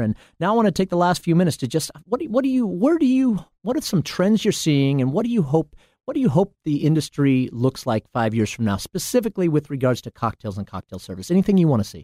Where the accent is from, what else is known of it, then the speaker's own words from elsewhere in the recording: Portland, Oregon, United States; I'm from Portland, Oregon